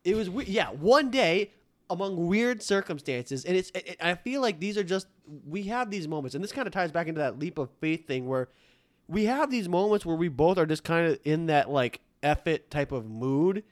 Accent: Detroit, Michigan, United States; moved away; also born or lived in Miami; I'm from Detroit

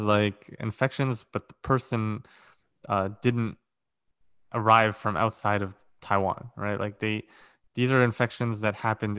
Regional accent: Ukraine; I'm from Ukraine. I don't care about comfort.

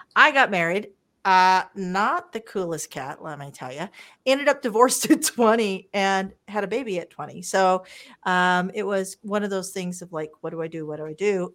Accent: Wichita, Kansas, United States; also born or lived in Las Vegas, Nevada; now in Calgary, Canada; I'm originally from Wichita, Kansas, the eldest of four girls, and I grew up broke.

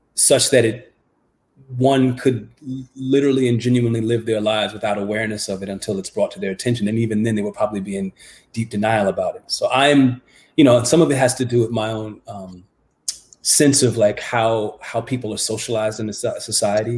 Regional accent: United States; growing up in America, as I was in the 1970s and the 1980s

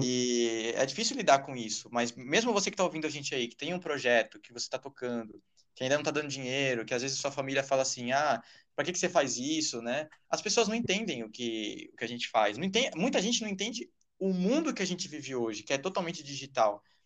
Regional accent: São Paulo, Brazil; Sou de São Paulo.

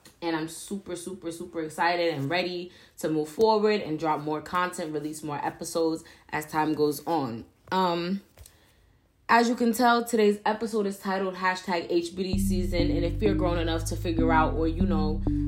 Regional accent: New York City, New York, United States; moved away as an adult; now in Albany, United States; I was born and raised in Harlem, New York

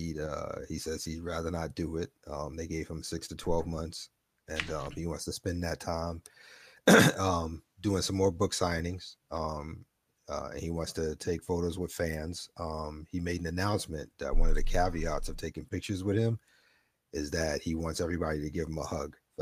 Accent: New York City, New York, United States; moved away as an adult; now in Florida, United States; We're both from New York. I was in Brooklyn

